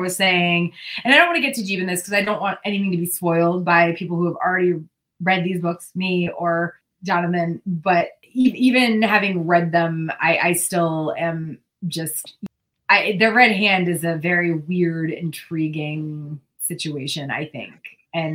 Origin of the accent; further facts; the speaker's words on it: New England, United States; now in California, United States; I grew up in New England